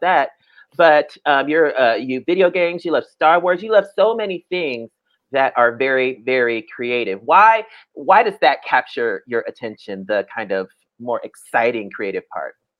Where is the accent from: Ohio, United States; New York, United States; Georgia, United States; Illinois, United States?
Ohio, United States; Dayton; moved away as an adult; also born or lived in Atlanta; I'm from Ohio